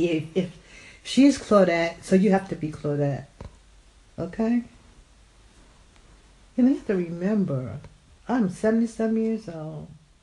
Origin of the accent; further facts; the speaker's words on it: Alabama, United States; I was born and raised in Alabama